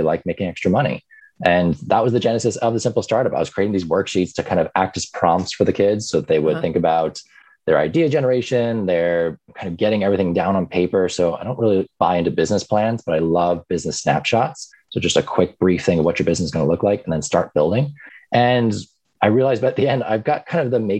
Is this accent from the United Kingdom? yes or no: no; Ireland; moved away as an adult; also born or lived in New York, United States; now in United States; I grew up in New York for the first 10 years of my life. And then my parents moved back to Ireland because they were originally from there. So I spent the next, you know, part of my formative years in Ireland